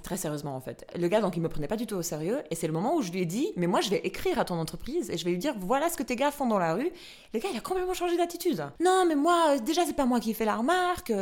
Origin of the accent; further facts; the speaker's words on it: Albania; now in Switzerland; je suis albanaise, j'ai grandi en Albanie, je suis arrivée en Suisse